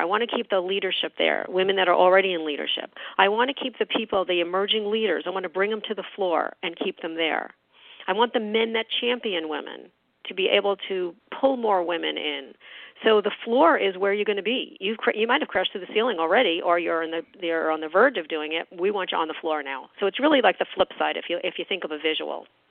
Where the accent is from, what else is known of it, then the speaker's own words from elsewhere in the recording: New York, United States; moved away; I'm a New Yorker. I, you know, I'm originally from New York